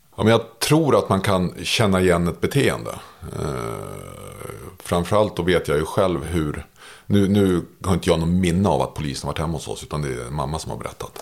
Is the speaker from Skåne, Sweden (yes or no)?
no; Märsta, Stockholm County, Sweden; jag växte upp i Märsta